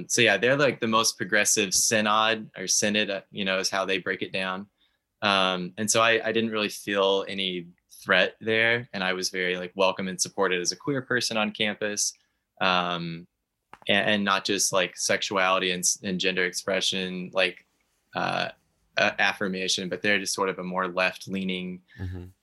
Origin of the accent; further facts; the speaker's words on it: Texas, United States; also born or lived in Alaska; I'm originally from Texas, but I lived half of my life in Alaska as well.